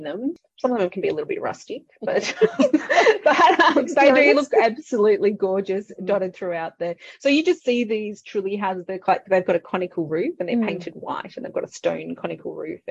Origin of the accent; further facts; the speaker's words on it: Yarra Valley, Victoria, Australia; now in Melbourne, Australia; I was always growing up around the Yarra Valley